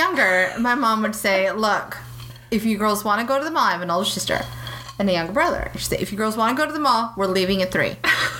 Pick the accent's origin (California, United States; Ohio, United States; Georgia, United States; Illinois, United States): California, United States; Another planet. I'm from California.